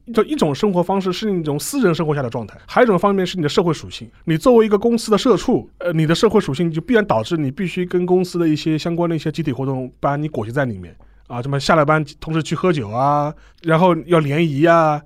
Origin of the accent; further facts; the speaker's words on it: China; 我们中国人